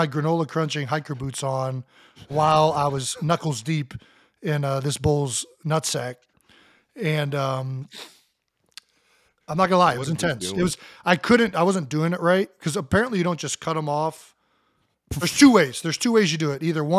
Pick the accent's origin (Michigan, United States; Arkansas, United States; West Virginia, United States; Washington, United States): West Virginia, United States; I think going to the cousin's farm growing up in West Virginia got me interested in farming